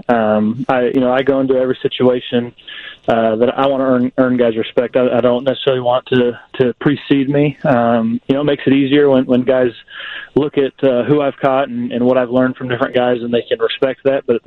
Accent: California, United States; moved away as an adult; also born or lived in Arkansas; growing up on the West Coast

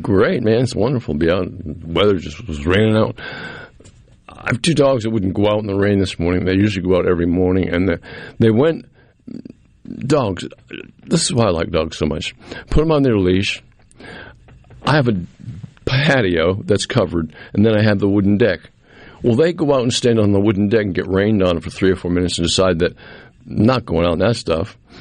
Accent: Cape Cod, Massachusetts, United States; now in Jackson, United States; growing up on Cape Cod as a young man

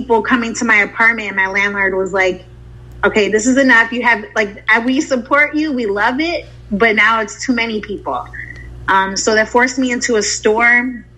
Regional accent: Chicago, Illinois, United States; moved away as an adult; also born or lived in San Diego / Dallas / Texas; I'm from Chicago

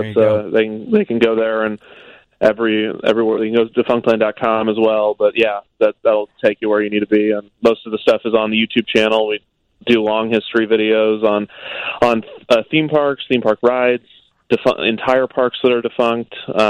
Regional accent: Kansas City, United States; I grew up in Kansas City.

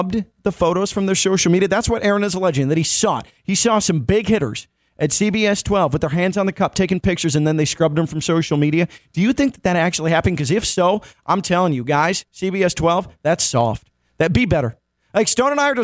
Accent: Chicago, Illinois, United States; now in South Florida, United States; as a Chicagoan

